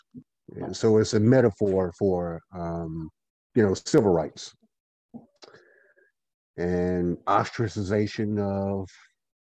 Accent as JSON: {"language": "English", "town": "Goldsboro", "region": "North Carolina", "country": "United States", "said": "I am from Goldsboro, North Carolina as well"}